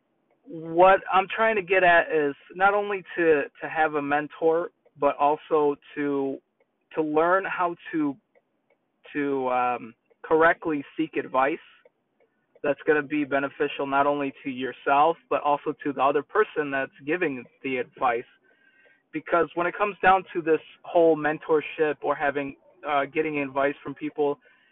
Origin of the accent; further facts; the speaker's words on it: New York, United States; accent: New York; moved away; my New York accent